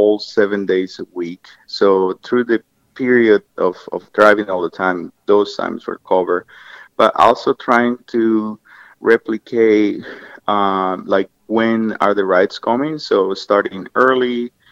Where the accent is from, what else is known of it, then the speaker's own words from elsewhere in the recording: Colombia; moved away as an adult; now in Colorado, United States; I'm from Colombia in South America, and I've lived in the United States for about 20 years, almost now, 18 years.